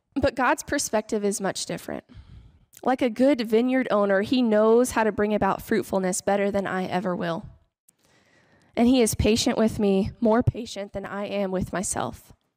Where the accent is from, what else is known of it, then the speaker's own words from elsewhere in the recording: Kansas, United States; moved away; I am from Kansas.